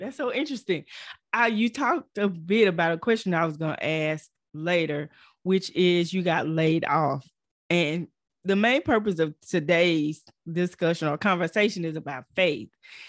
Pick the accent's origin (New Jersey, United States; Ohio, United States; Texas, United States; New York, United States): Texas, United States; No, I'm from Texas.